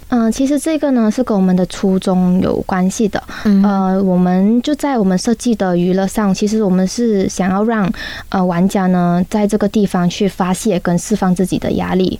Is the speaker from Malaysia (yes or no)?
yes; Malaysia; 我们马来西亚的人